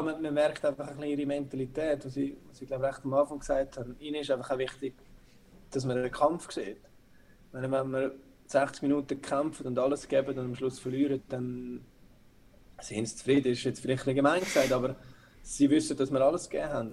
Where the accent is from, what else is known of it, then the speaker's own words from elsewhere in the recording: Zurich, Switzerland; moved away as an adult; ich bin auch in Zürich aufgewachsen